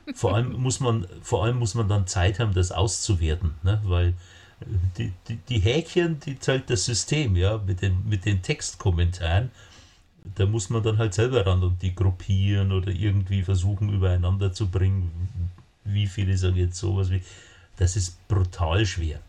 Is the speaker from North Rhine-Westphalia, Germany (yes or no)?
no; Bavaria, Germany; ich komme aus Bayern